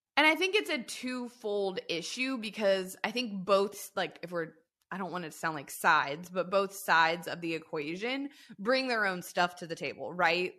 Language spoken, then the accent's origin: English; southern Louisiana, United States; I grew up in the South, I'm from, like, the tip of the boot of Louisiana, never lived anywhere else.